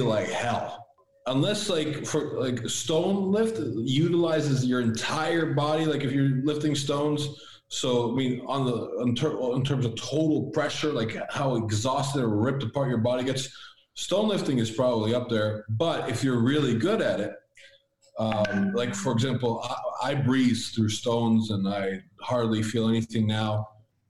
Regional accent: Amherst, Massachusetts, United States; first language Latvian; moved away as an adult; also born or lived in Latvia; now in California, United States; I grew up in Massachusetts, and I was born in Latvia.

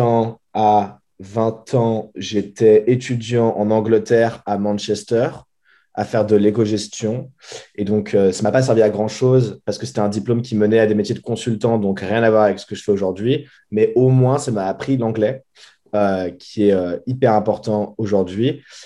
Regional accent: Boulogne-Billancourt, Île-de-France, France; moved away as an adult; now in San Francisco, United States; je viens de Boulogne-Billancourt, donc dans la banlieue parisienne

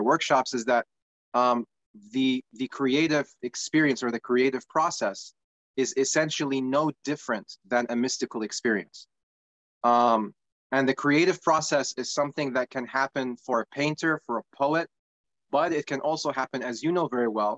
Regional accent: Iraq; now in United States; I'm originally from Iraq, and I migrated to the United States about 22 years ago now.

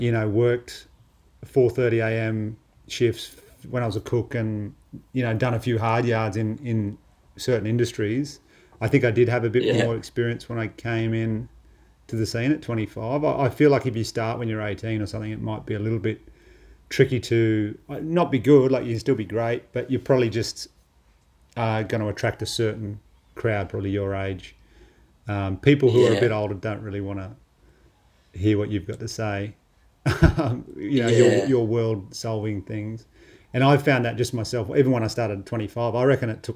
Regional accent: Australia; born or raised there

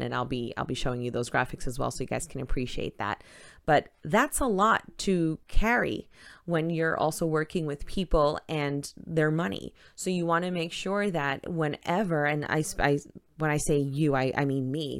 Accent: New York City, New York, United States; moved away as an adult; also born or lived in Manhattan / Brooklyn; now in Florida, United States; I, like I had mentioned, am from Queens, New York. Uh, born in Manhattan, spent some time in Queens, lived in Brooklyn, and then back to Queens

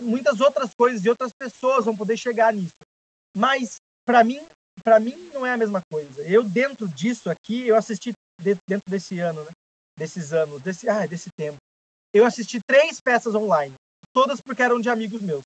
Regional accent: São José dos Campos, São Paulo, Brazil; now in São Paulo, Brazil; eu não sou de São Paulo, sou de São José dos Campos, então eu não morava aqui

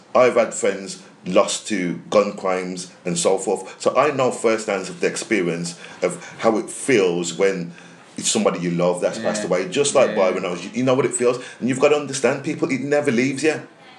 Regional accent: Birmingham and Wolverhampton, West Midlands, United Kingdom; growing up in Birmingham and Wolverhampton

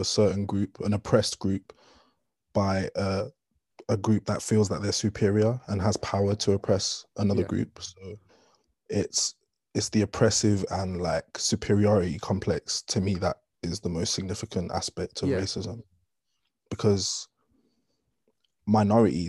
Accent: Ireland; moved away; growing up in Ireland

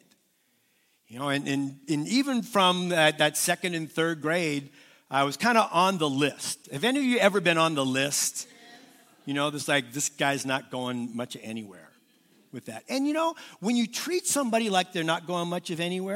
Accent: Southern California, United States; I was raised in Southern California

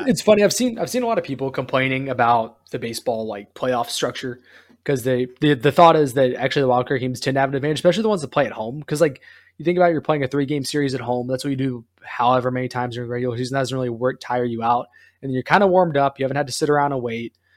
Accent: North Carolina, United States; It's from my home state.

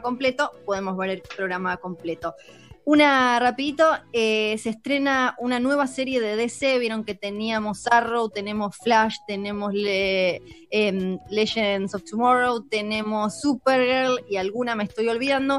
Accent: Argentina; soy Argentina

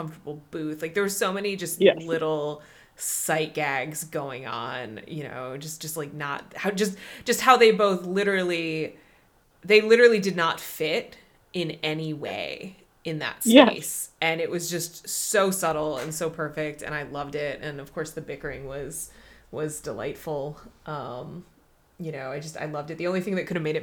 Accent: Midwest, United States; as a Midwesterner, like that Midwestern level of politeness

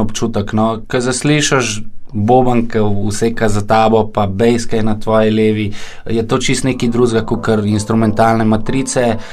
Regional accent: Ljubljana, Slovenia; prihajam iz Dravel

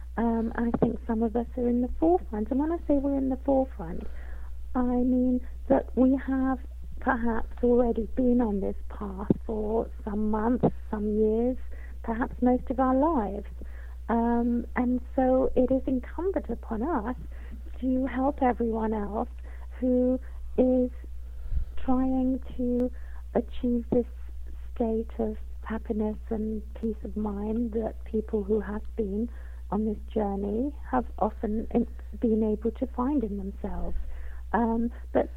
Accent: London, United Kingdom; I was born in London, and I've lived in England all my life

